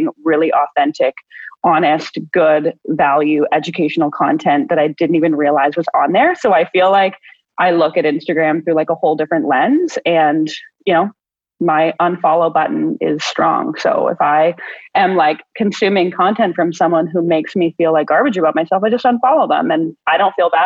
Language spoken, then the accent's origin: English; Ontario, Canada; I'm from Ontario, Canada